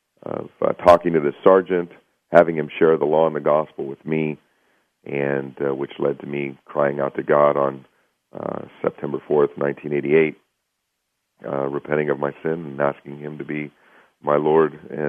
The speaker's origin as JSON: {"language": "English", "town": "Pittsburgh", "region": "Pennsylvania", "country": "United States", "tie": "born or raised there", "said": "I was born and raised just outside of Pittsburgh, Pennsylvania"}